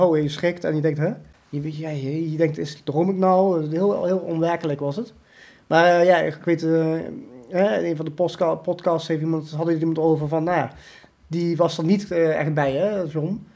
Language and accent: Dutch; Limburg, Netherlands; also born or lived in India; heel Nederlands. Limburg, zeg ik wel